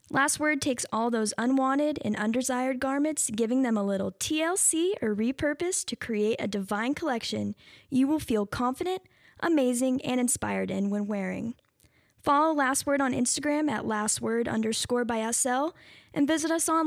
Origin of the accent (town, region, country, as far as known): Louisville, United States; born or raised there